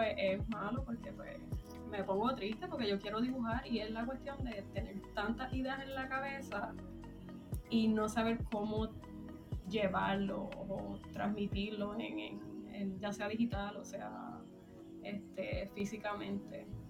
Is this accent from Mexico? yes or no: no; Puerto Rico; moved away as an adult; now in United States; pues soy de Puerto Rico, llevo viviendo en Estados Unidos en como aproximadamente siete años